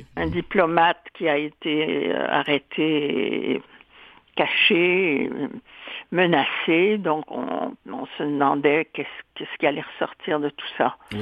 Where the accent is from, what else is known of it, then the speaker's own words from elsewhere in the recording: Rimouski, Quebec, Canada; also born or lived in Montreal / France; À l'époque, je vivais à Rimouski, où je suis née, et c'est à Rimouski que j'ai fait une partie de mon classique.